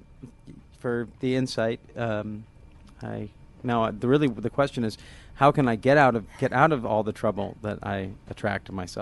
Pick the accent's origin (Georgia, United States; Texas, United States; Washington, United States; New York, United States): Washington, United States; Olympia; I grew up here in Olympia